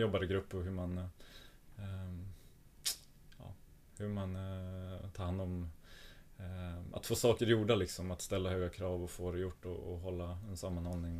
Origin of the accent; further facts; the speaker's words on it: Norrland, Sweden; also born or lived in Norway; som norrlänning så har man väl inte, man har växt upp med att det eh, här spelar vi ur och skur